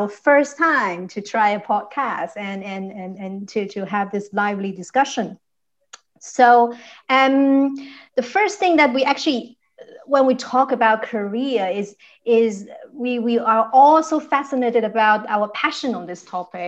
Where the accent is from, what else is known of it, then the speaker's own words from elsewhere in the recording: China; now in Düsseldorf, Germany; I come from China. I'm now living in Düsseldorf